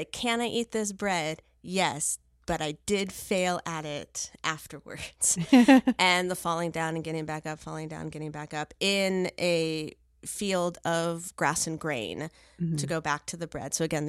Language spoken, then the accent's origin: English; Cyprus; because surprise, surprise, hello, I am from Cyprus. Yes. I am a Greek person.